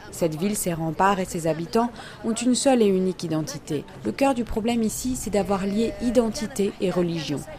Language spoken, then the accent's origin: French; Jerusalem, Palestine; Je suis palestinienne de Jérusalem